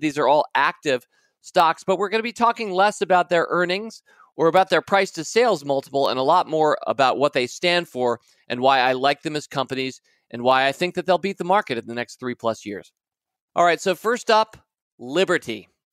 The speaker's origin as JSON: {"language": "English", "country": "United States", "said": "I'm thinking a lot about my home country today"}